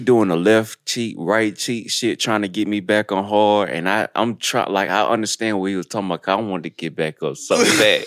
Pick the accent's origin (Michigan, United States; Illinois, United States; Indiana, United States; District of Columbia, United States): Michigan, United States; Detroit; moved away; also born or lived in Pearl, Mississippi; I'm from Detroit